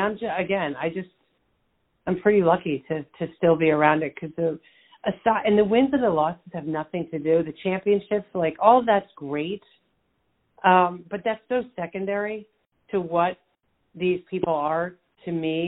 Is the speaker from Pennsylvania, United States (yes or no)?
yes; Bucks County, outside Philadelphia, Pennsylvania, United States; moved away; Bucks County, where I grew up